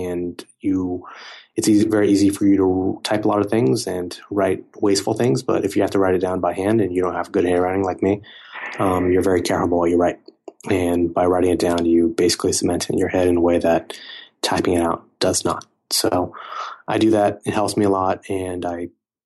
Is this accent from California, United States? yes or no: yes; Silicon Valley, California, United States; I grew up around a lot of technology companies growing up in Silicon Valley